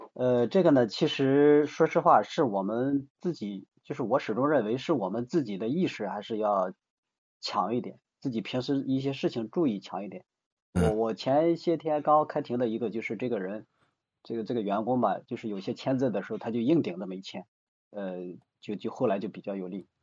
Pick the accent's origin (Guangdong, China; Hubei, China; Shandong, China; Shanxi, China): Shandong, China; moved away as an adult; now in Shenzhen, China; 我是现在的深圳，那个家是北方的山东人